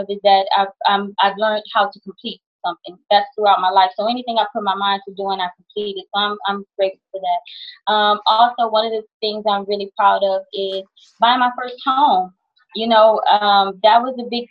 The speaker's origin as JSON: {"language": "English", "town": "Houston", "region": "Texas", "country": "United States", "tie": "born or raised there", "also_born_or_lived": "California", "moved": "as an adult", "said": "I was born and raised in Houston, Texas. When I became a little bit of age in my early 20s, I moved to California"}